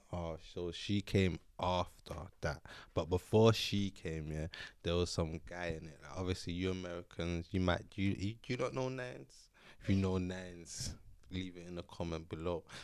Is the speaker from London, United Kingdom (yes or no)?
yes; London, United Kingdom; I was born and bred in North, in North London, and that's where I've been all my life.